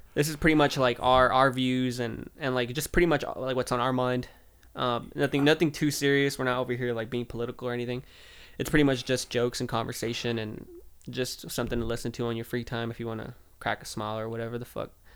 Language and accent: English; Southern California, United States; I'm from California, small town in Southern California